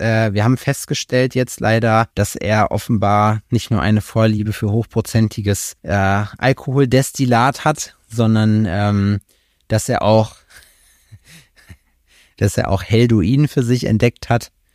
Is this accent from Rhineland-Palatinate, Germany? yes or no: no; Glör dam, North Rhine-Westphalia, Germany; moved away; die Staumauer an der Glör, da wo ich herkomme